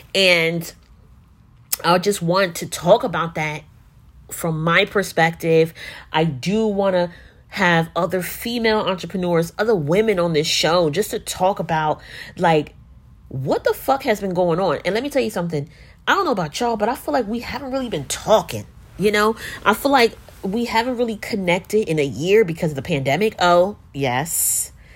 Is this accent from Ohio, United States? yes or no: no; Newark, New Jersey, United States; I'm a creative entrepreneur based out of Jersey, uh, born and raised in Newark.